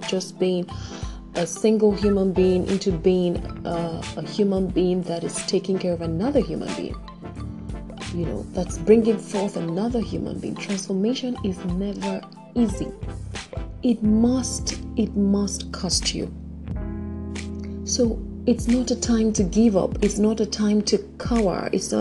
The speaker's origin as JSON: {"language": "English", "country": "Nigeria", "said": "my home country, Nigeria"}